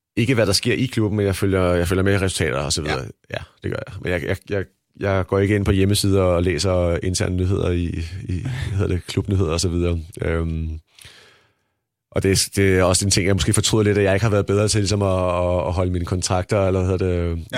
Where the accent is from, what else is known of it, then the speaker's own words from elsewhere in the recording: Denmark; moved away as an adult; jeg kommer fra Danmark